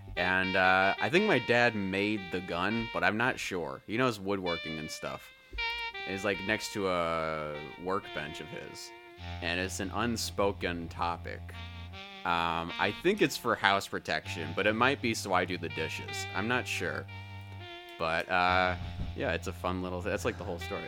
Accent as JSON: {"language": "English", "town": "Seattle", "region": "Washington", "country": "United States", "tie": "born or raised there", "said": "I'm born and raised uh, in Seattle. I West Seattle mostly"}